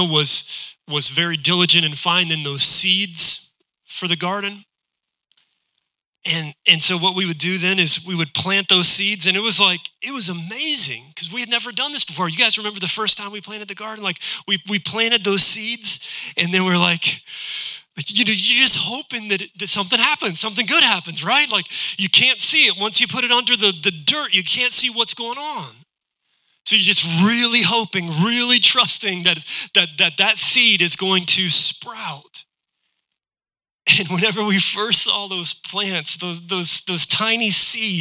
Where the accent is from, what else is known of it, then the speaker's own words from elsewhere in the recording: West Virginia, United States; now in Ohio, United States; I'm from West Virginia